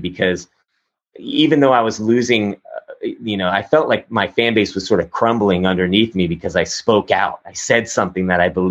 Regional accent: Texas, United States; growing up in Texas, I mean, I have a sort of conservative background

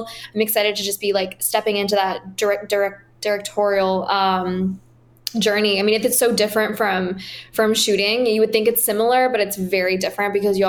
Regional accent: Paris, Île-de-France, France; also born or lived in Washington, DC, United States; I'm originally from Paris, France. I grew up between DC and Paris. So … is homage to my my French side.

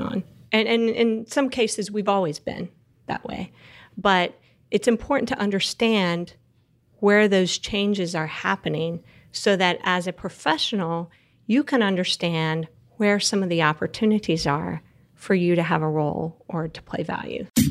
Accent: Texas Panhandle, United States; So I grew up in the Texas Panhandle, which is the very, very top part of Texas.

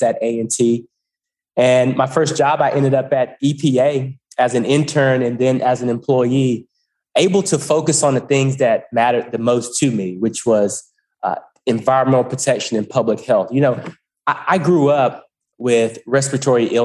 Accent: Goldsboro, North Carolina, United States; moved away as an adult; also born or lived in Greensboro, North Carolina; I'm just a regular guy from Goldsboro, North Carolina. I grew up in Eastern North Carolina

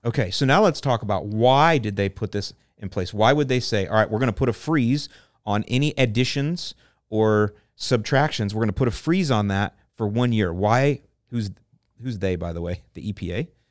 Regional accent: St. Petersburg, Florida, United States; I grew up in Saint Pete

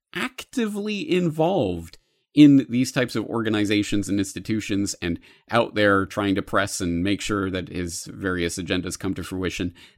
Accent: Canada; now in Japan; As a Canadian in Japan

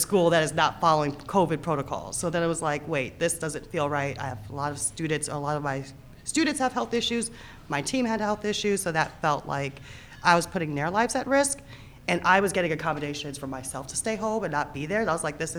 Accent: New York City, New York, United States; now in New Orleans, United States; New York City originally

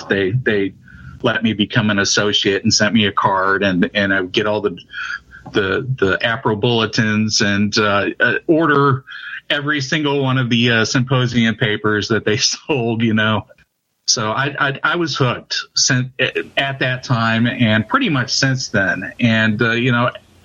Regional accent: St. Louis, Missouri, United States; moved away as an adult; now in Cape Girardeau, United States; I'm from St. Louis, Missouri.

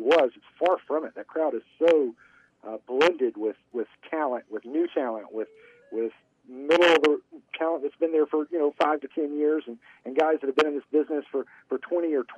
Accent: Columbia, South Carolina, United States; I am from Columbia, South Carolina. Bless my little heart, sometimes I will lose that G every now and then, but that's just how we talk down here

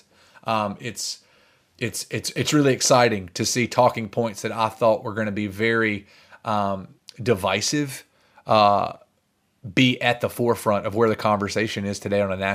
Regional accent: the South, United States; as Southerners

